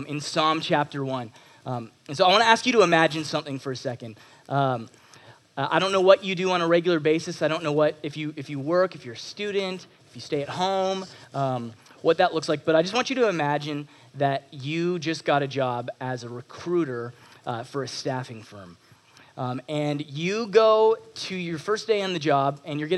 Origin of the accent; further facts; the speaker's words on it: Texas, United States; moved away as an adult; also born or lived in Toronto, Canada; now in Canada; I am originally from Toronto, just outside of Toronto, and moved down to Texas when I was 7 years old